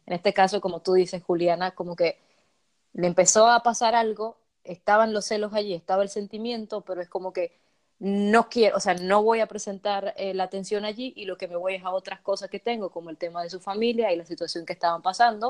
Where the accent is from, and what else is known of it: Dominican Republic